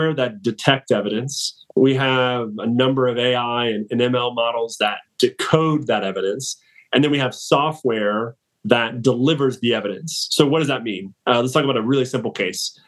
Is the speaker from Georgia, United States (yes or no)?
yes; Atlanta, Georgia, United States; born and raised in Atlanta